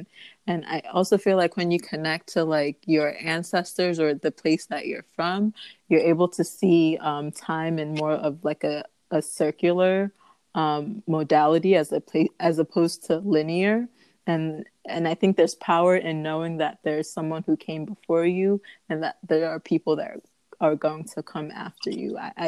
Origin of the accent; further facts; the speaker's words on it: Ghana; So although I am from Ghana, I do want to explore Togo, Benin, Senegal, like Uganda, Rwanda, like all of it